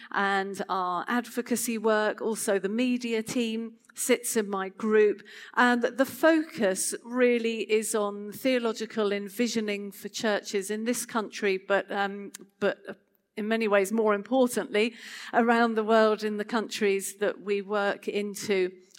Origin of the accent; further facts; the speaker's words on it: Chichester, South East England, United Kingdom; So just to tell you a little bit about myself, I come from Chichester and live there with my family